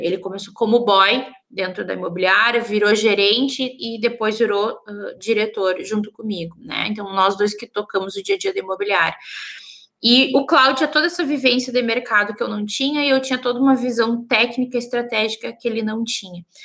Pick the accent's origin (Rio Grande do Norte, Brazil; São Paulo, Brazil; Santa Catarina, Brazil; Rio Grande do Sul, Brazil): Rio Grande do Sul, Brazil; Santa Maria; eu sou de Santa Maria, né? Interior, bem no meio do Rio Grande do Sul